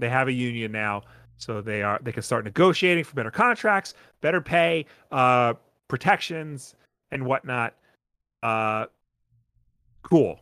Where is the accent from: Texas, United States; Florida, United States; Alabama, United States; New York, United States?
New York, United States; Long Island; accent: Long Island; I've just become such a hardcore Long Islander in my old age, like, my accent is showing more.